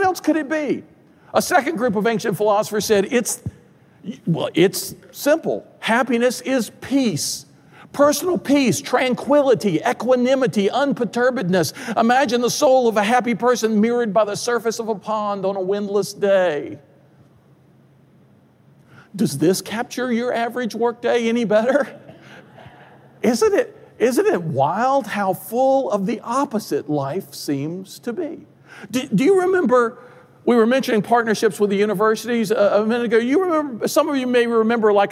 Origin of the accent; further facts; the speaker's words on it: Durham, North Carolina, United States; I grew up in Durham, North Carolina